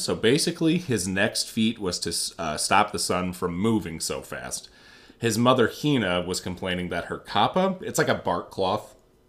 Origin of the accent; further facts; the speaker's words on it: Nebraska, United States; I'm from Nebraska.